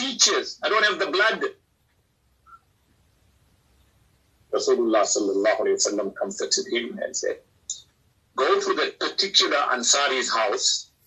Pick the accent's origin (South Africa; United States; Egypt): South Africa